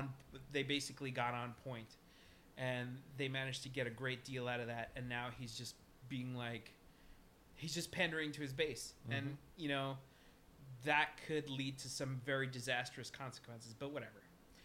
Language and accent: English; North Dakota, United States; I'm from North Dakota.